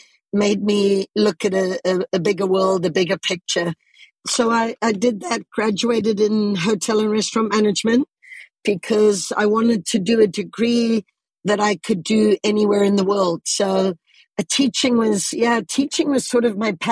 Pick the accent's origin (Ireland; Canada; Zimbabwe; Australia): Zimbabwe; moved away; also born or lived in United States; I was born and raised in Southern Africa.